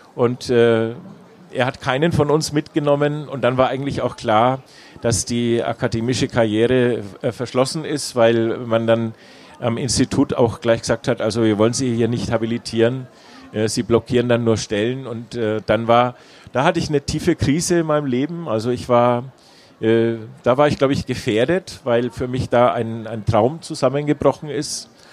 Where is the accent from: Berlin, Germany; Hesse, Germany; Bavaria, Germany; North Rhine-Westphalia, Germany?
Bavaria, Germany; Nuremberg; also born or lived in England / Freiburg; Ich bin äh, in Nürnberg geboren und äh, liebe meine Heimatstadt